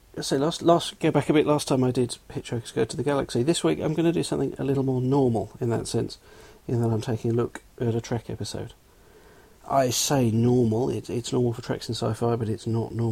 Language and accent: English; London, United Kingdom; I'm from England, southwest London, so the accent is real